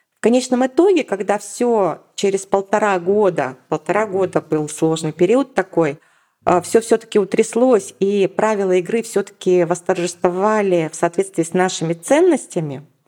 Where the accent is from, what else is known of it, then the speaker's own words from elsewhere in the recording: Yekaterinburg, Sverdlovsk Oblast, Russia; moved away as an adult; now in Moscow, Russia; переехала в Москву. Я из Екатеринбурга, то есть я не москвичка. И в 2009 году я взяла и переехала